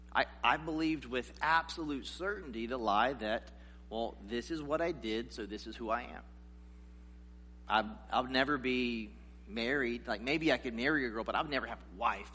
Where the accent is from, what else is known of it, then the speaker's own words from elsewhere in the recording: South Carolina, United States; I grew up in this in the South in South Carolina